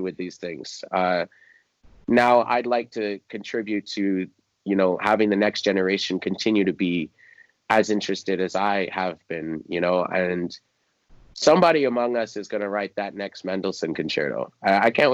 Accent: just outside of DC, Maryland, United States; I grew up in just outside of DC. So Maryland, DC area

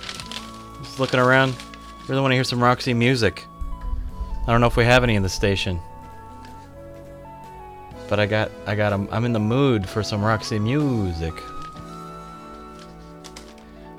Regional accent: Seattle, Washington, United States; now in Philadelphia, United States; where I grew up there in Seattle, Washington

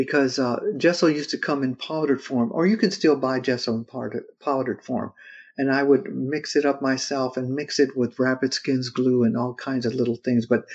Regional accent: California, United States; growing up in California and seeing just fields going forever

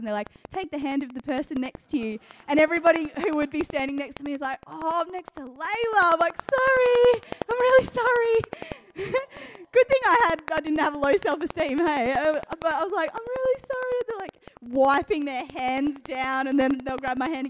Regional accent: Geelong, Victoria, Australia; I'm from Catland. I grew up in Geelong

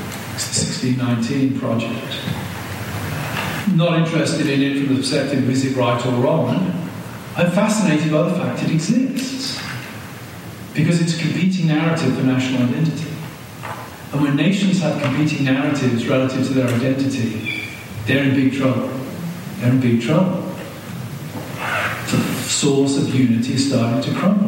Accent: United Kingdom; moved away as an adult; now in United States; a word that we did not have the equivalent of in Britain

